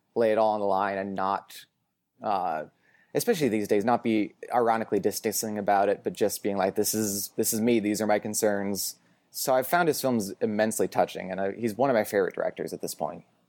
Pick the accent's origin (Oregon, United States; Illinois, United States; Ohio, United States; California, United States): Oregon, United States; Portland; moved away as an adult; also born or lived in Boston; now in Los Angeles, United States; I grew up in Portland, Oregon, went to school in Boston